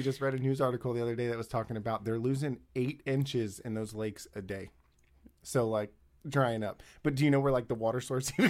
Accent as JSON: {"language": "English", "town": "Riverview", "region": "Florida", "country": "United States", "said": "I'm from the West Coast, but the West Coast of Florida. Yeah. I'm from Tampa. I'm actually from a little town called Riverview, but I have family from Riverview to Gibsonton."}